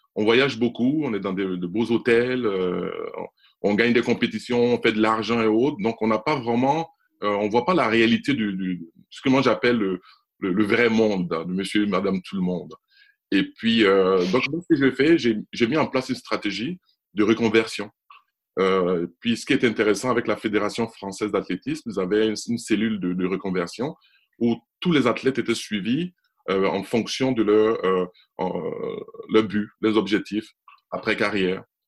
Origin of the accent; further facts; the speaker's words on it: Côte d’Ivoire; je suis né en Côte d'Ivoire